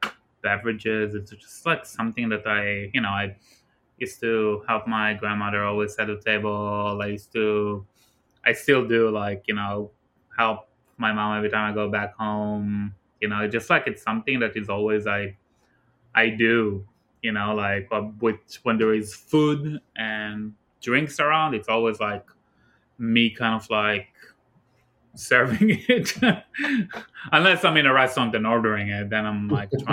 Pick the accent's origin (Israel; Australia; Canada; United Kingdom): Israel; moved away as an adult; now in New York, United States; my hometown back in Israel